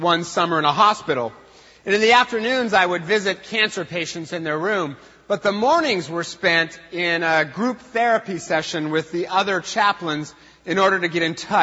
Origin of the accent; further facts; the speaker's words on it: Eastern Washington, United States; I was raised in Eastern Washington, where we have no feelings